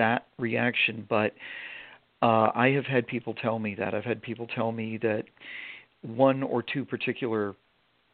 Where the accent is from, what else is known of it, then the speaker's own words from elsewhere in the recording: Vermont, United States; moved away; also born or lived in Maine; I'm from Vermont originally, but I went to school in Maine